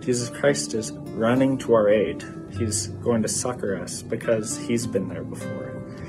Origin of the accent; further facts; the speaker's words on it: Kaysville, Utah, United States; from Kaysville.